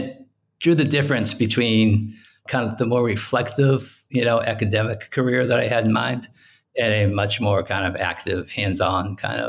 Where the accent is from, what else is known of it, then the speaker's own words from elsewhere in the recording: Lowell, Massachusetts, United States; moved away as an adult; I grew up in Lowell, Massachusetts.